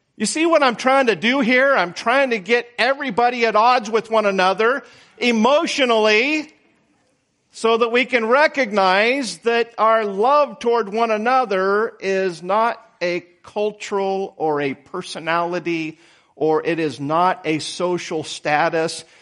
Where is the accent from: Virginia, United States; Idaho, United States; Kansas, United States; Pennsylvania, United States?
Idaho, United States; moved away; I was born in Idaho. That's out west.